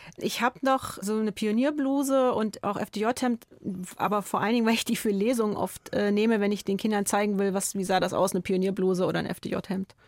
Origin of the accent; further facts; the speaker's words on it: Sondershausen, Thuringia, Germany; moved away as an adult; now in Munich, Germany; ich komme aus Sondershausen